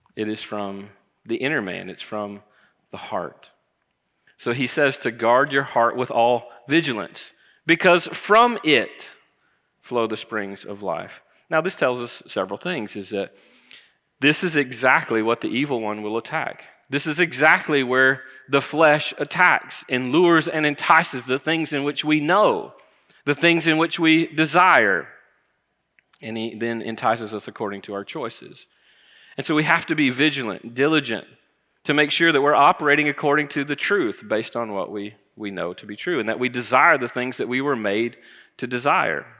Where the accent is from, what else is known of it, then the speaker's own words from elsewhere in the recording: Florida, United States; I grew up in Florida